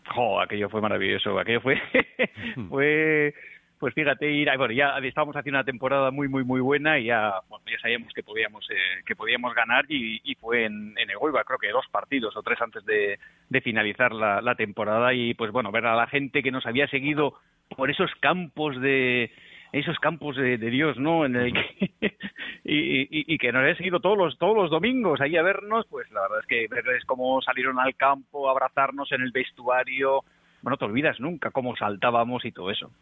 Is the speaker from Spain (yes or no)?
yes; Mondragón, Basque Country, Spain; Chosa es de mi pueblo, es de, de Mondragón.